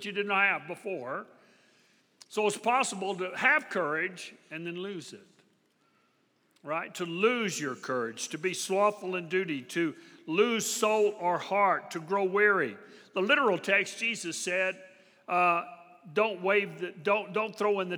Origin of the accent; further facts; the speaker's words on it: Texas, United States; I'm from Texas